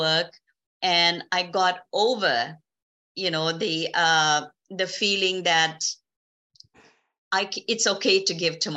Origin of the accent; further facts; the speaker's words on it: South Africa; moved away as an adult; now in Canada; I was born and raised in South Africa